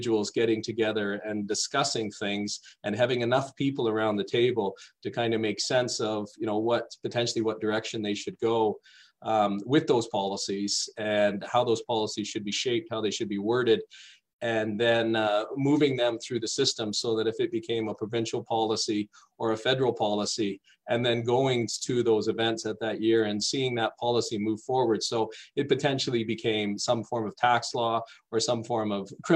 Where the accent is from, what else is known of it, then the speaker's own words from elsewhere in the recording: Toronto, Ontario, Canada; moved away as an adult; I grew up in Toronto, or just outside Toronto.